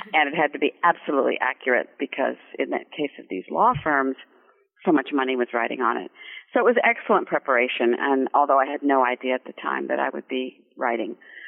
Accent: Santa Monica, California, United States; born or raised there; moved away as an adult; also born or lived in Germany / Paris / New York

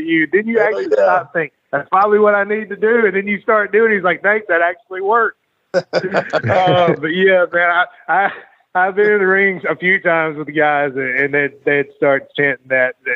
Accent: West Monroe, Louisiana, United States; we're going to be back in West Monroe, Louisiana. Which is my hometown.

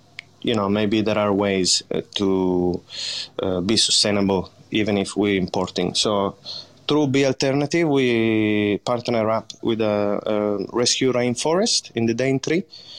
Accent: Crescentino, Piedmont, Italy; English is a second language; My hometown is called Crescentino, and is the biggest city next to it. It would be Turin.

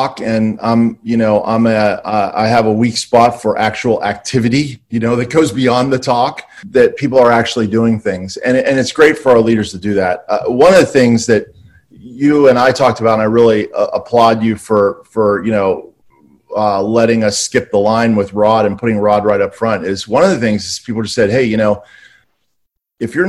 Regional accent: Pittsburgh, Pennsylvania, United States; I'm from Pittsburgh

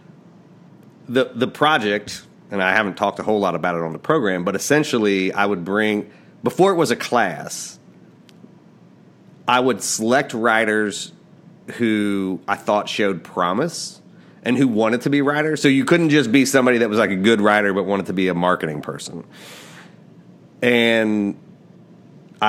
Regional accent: Appalachia, United States; moved away; I grew up in Appalachia, small town, like, working class people all around

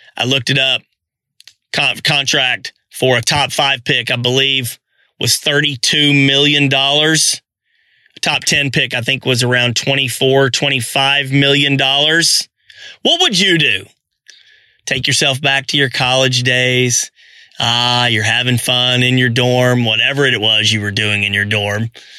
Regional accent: Arkansas, United States; I'm from Arkansas.

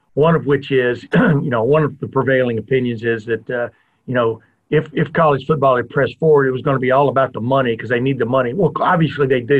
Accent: United States; also born or lived in Alabama / Texas; now in Ohio, United States; I grew up in Alabama and Texas before I moved to the great state of Ohio

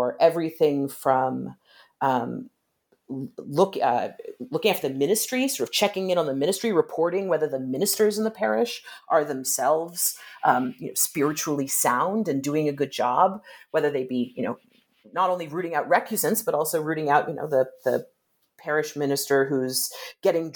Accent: United States; moved away; also born or lived in Britain; I'm an American, but I've lived a lot of time in Britain

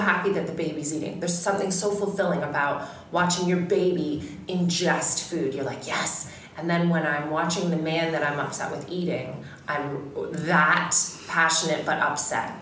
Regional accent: Canada; I'm Canadian

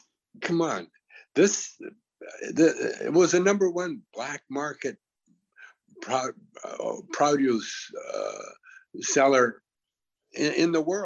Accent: Canada; See, I'm from Canada, and in Canada we're kind of like a socialist country, mm-hmm.

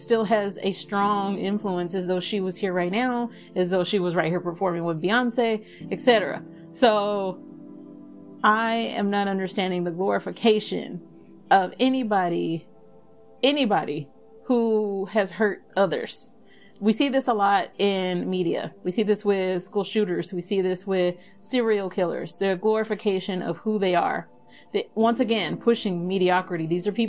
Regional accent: Dallas, Texas, United States; I am originally from Dallas. I am from the hood of Dallas

